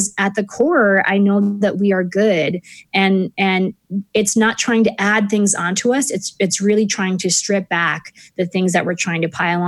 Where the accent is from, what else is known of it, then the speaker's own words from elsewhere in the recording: Texas, United States; moved away as an adult; now in Canada; I grew up mostly in Texas